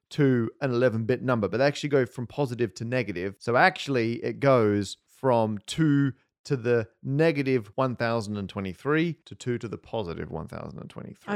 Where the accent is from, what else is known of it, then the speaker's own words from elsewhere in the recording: Australia; moved away as an adult; now in United Kingdom; growing up in Australia